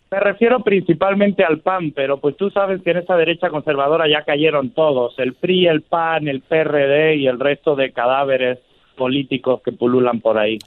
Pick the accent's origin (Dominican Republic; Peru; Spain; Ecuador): Spain; now in Mexico City, Mexico; yo soy ciudadano español